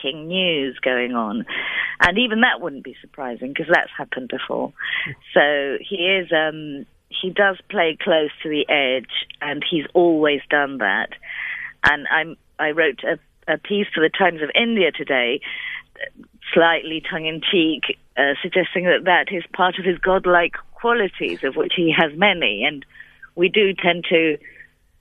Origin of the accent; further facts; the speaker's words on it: Argentina; I'm from Argentina